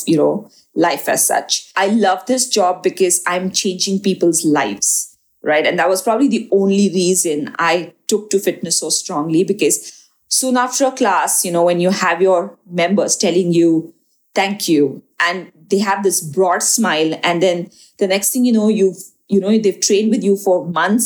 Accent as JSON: {"language": "English", "town": "Kundapur", "region": "Karnataka", "country": "India", "said": "in my family, you know, I come from Kundapur, which is a small, like a village, you know, somewhere further down from Mangalore"}